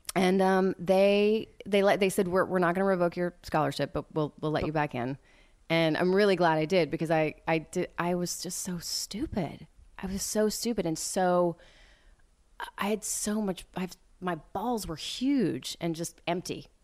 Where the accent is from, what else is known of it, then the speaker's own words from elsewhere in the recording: West Texas, United States; moved away; I grew up mostly in West Texas near, um, y-, you know, the Friday Night Lights franchise